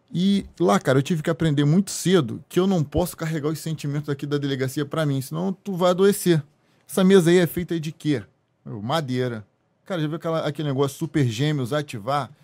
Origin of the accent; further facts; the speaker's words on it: Duque de Caxias, Rio de Janeiro, Brazil; Eu também fui criado ali em Caxias, também próximo, vi, município